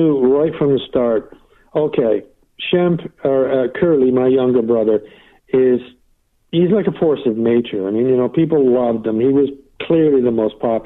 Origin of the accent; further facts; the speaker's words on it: England, United Kingdom; moved away; My home country, England